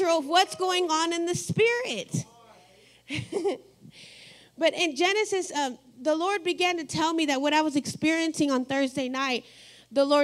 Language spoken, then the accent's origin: English; Texas, United States; now in Ohio, United States